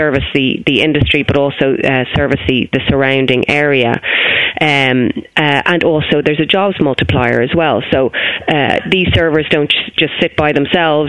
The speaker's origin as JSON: {"language": "English", "country": "Ireland"}